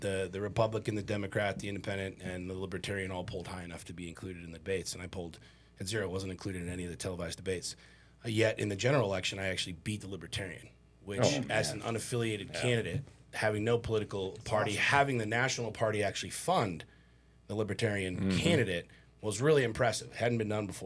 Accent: Washington, District of Columbia, United States; I grew up in Washington, D.C.

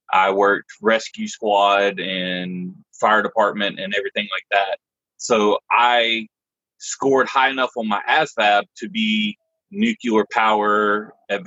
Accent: Florence, South Carolina, United States; moved away as an adult; also born or lived in Austin, Texas; I am from a small town in South Carolina called Florence

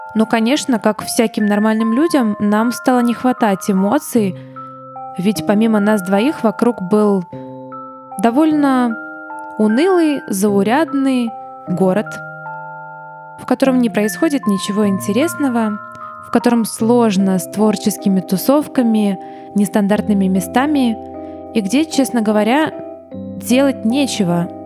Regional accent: Kryvyi Rih, Dnipropetrovsk Oblast, Ukraine; moved away as an adult; also born or lived in Odesa; в родном городе

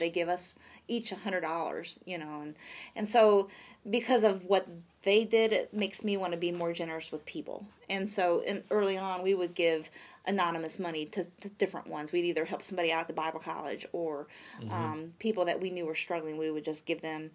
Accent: Michigan, United States; now in Vandalia, United States; my home church that I grew up in Michigan

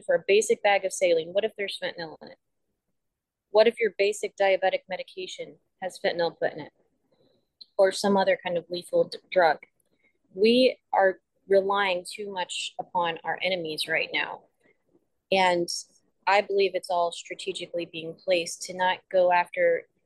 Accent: United States; I'm an American

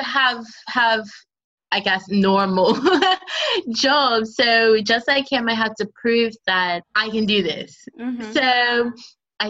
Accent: Bermuda; now in London, United Kingdom; growing up in Bermuda was very artsy for me

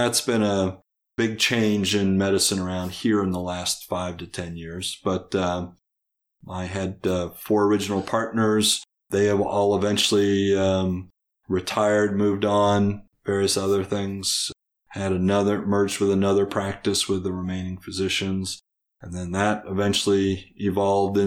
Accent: Kansas City, Missouri, United States; also born or lived in Long Island, New York; I was born here in Kansas City, Missouri

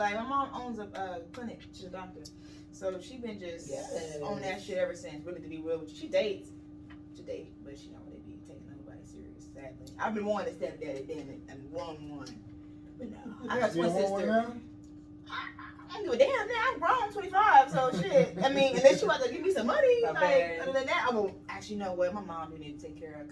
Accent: Dallas, Texas, United States; moved away as an adult; I am originally from Dallas, Texas

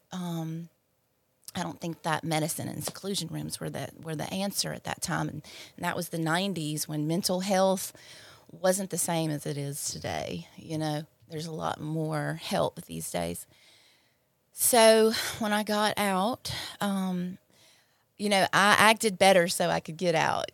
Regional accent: Clinton, Mississippi, United States; I grew up in Clinton, uh, an only child and of a single mother

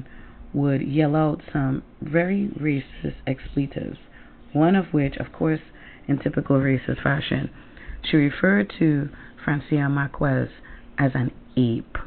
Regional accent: Trinidad & Tobago; now in Connecticut, United States; I come from Trinidad and Tobago, and in my little country that looks like a Timberland boot

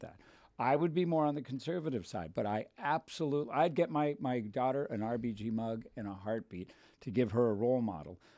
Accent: Thousand Oaks, California, United States; I was raised in Thousand Oaks

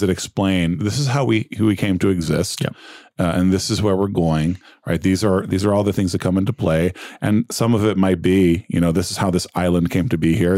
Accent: United States; we're American Christians

